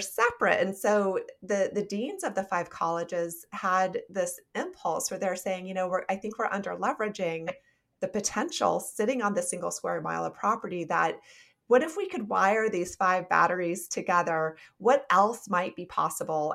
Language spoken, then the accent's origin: English; Nebraska, United States; also born or lived in South Dakota; I was born in South Dakota and then raised in Nebraska